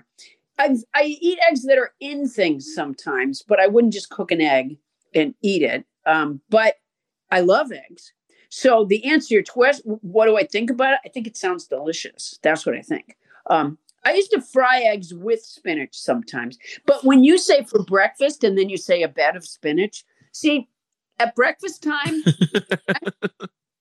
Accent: Massachusetts, United States; moved away; I'm from Massachusetts.

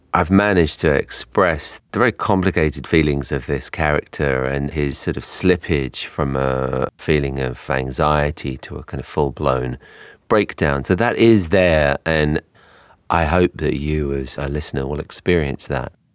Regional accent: London, United Kingdom; accent: English; moved away as an adult; now in New York, United States; my accent is English. I grew up in London, but I've lived in New York for twelve years now

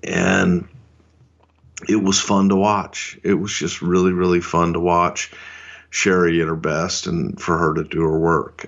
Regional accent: Texas, United States; I'm a goddamn Texan. I'm as Southern as it fucking gets.

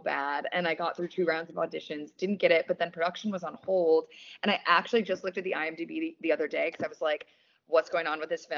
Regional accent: Wisconsin, United States; now in Los Angeles, United States; I'm from Wisconsin.

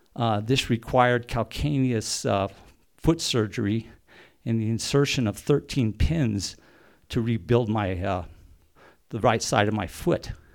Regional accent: Silverton, Colorado, United States; Growing up in Silverton, when I was a teenager

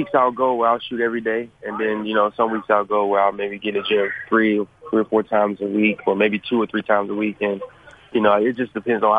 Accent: Roanoke, Virginia, United States; I'm from Virginia, Roanoke, Virginia. It's a smaller town in Virginia.

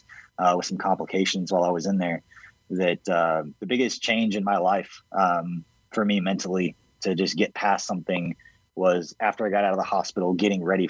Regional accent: Kansas City, United States; growing up in the Kansas City area

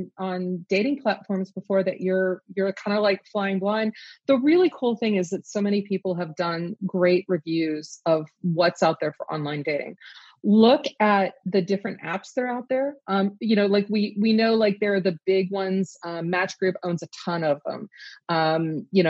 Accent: the South, United States; growing up in the South when I did

